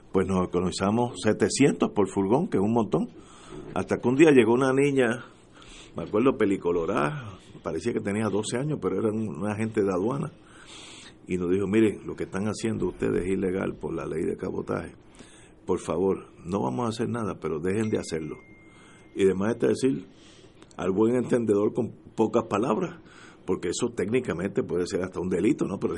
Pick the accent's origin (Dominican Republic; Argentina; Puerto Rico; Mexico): Puerto Rico; como puertorriqueño